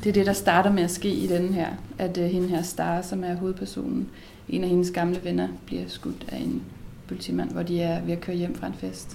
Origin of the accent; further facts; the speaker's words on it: Herning, Central Denmark Region, Denmark; jeg er fra Herning